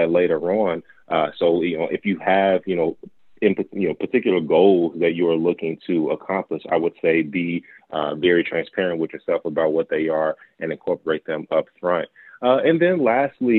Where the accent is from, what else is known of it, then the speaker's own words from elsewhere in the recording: Gary, Indiana, United States; moved away; I'm originally from Gary, Indiana.